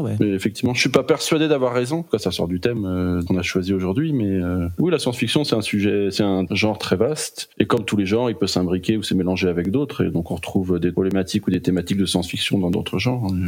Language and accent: French; France; accent: French accent; je connais mon accent français